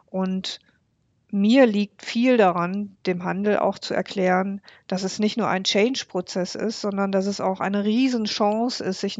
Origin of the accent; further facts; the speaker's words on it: Bocholt, North Rhine-Westphalia, Germany; wie zum Beispiel meine Heimatstadt Bocholt. Meine Heimatstadt Bocholt hat 71.113 Einwohner.